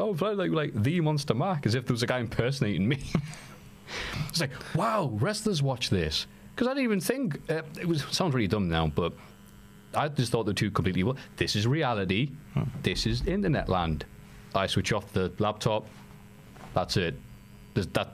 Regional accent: United Kingdom; accent: British; with my fine British accent

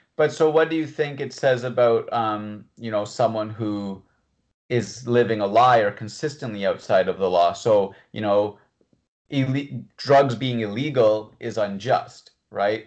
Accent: Canada; someone who was born in Canada

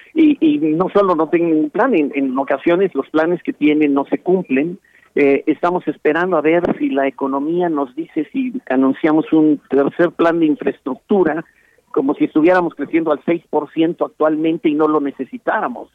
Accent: Mexico

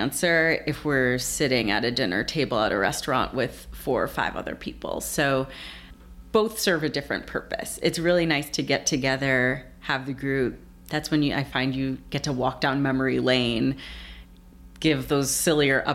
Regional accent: Shaker Heights, Ohio, United States; now in New York, United States; growing up in Shaker

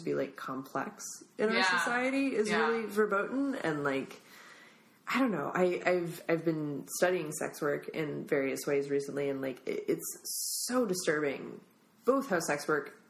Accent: Minnesota, United States; now in San Francisco, United States; my home state of Minnesota

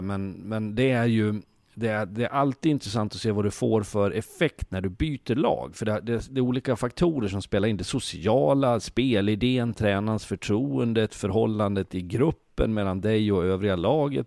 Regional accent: Sweden; also born or lived in Switzerland; vi svenskar håller ihop

